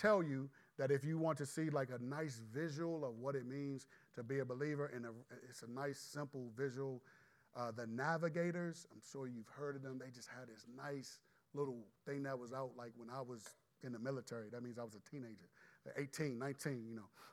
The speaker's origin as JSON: {"language": "English", "country": "United States", "said": "as American believers"}